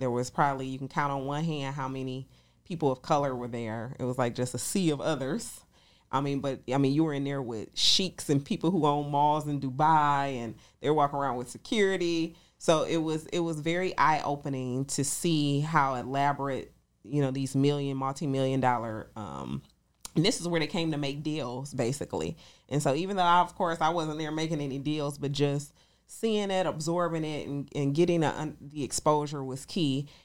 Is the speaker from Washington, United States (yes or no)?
no; Detroit, Michigan, United States; moved away as an adult; now in Atlanta, United States; I'm originally from Detroit, Michigan, here in Atlanta, Georgia. I've been in Atlanta for eight years